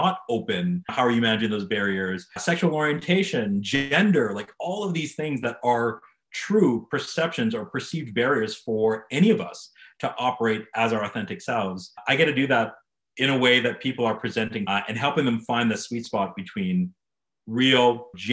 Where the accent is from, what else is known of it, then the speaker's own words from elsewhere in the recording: Calgary, Alberta, Canada; I'm born and raised Calgarian. This place is home for me